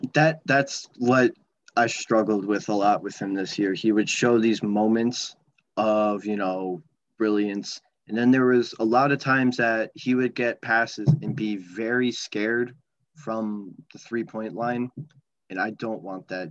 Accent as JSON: {"language": "English", "region": "New Jersey", "country": "United States", "said": "we're from the same state"}